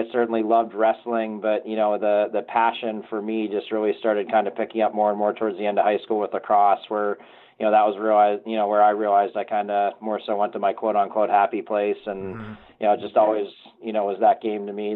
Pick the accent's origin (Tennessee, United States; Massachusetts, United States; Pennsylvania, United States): Pennsylvania, United States; Pittsburgh; growing up in Pittsburgh